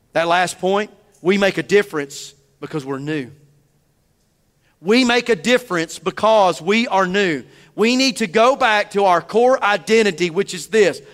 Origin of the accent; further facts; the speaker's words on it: the South, United States; I'm a Southerner